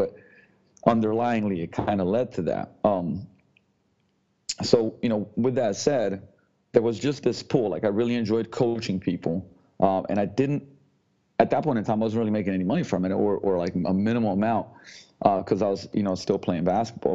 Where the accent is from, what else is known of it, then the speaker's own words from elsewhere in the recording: Slovenia; moved away as an adult; also born or lived in London, United Kingdom; now in Seattle, United States; I come from Slovenia. I was born and raised in Yugoslavia before the war, turned into Slovenia afterwards